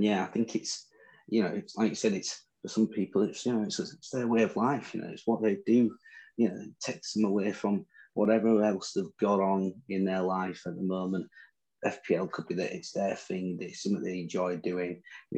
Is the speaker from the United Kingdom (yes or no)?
yes; England, United Kingdom; accent: Northern; In my Northern accent